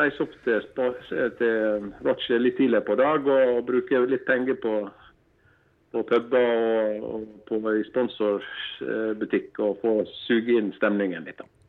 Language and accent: Norwegian; Stryn, Vestland, Norway; vi kom fra Stryn